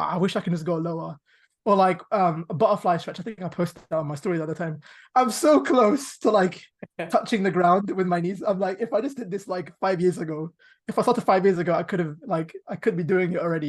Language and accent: English; Pakistan; I'm Pakistani.